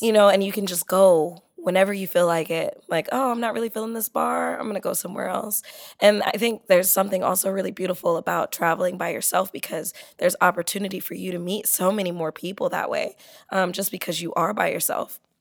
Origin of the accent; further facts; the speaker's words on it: San Diego, California, United States; I grew up in San Diego